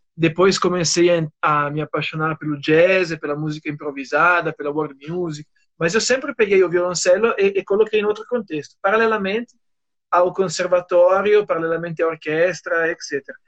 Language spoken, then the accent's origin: Portuguese; Aosta Valley, Italy; Portuguese is a second language; moved away as an adult; now in Brazil; Eu sou do norte da Itália, na região chamada Vale da Osta que é perto de, perto de Turim